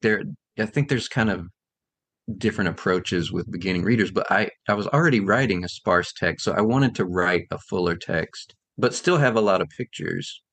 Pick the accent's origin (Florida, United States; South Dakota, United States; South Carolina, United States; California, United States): South Carolina, United States; also born or lived in Chicago area; now in Chicago, United States; I grew up in South Carolina. I live in the Chicago area now